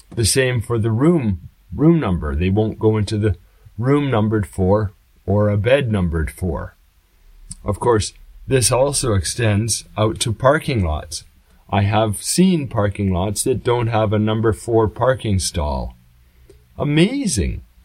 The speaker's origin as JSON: {"language": "English", "country": "Canada", "moved": "yes", "lives_now": "Japan", "said": "I come from Canada"}